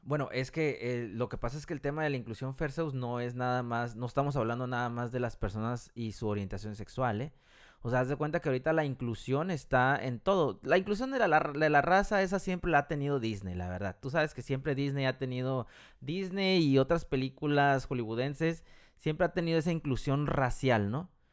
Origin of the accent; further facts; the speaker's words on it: Mexico; now in United States; nosotros somos mexicanos